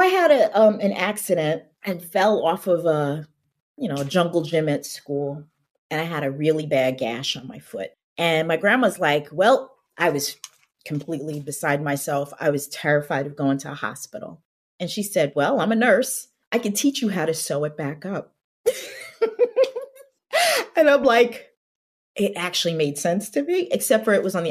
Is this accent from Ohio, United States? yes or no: no; New York City, New York, United States; I grew up on Staten Island